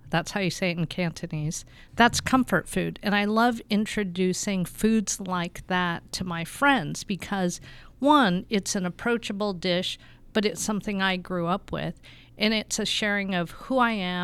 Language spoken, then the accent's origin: English; Tempe, Arizona, United States; the culture of what I grew up in Tempe.